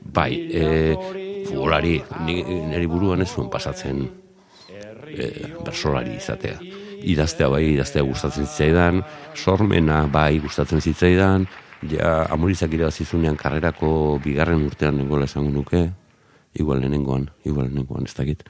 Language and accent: Basque; Zarautz, Basque Country, Spain; also born or lived in Azken Portu; garoako kaletik bai lehen mamis taberna zegoenaren gainean jaiotako nauke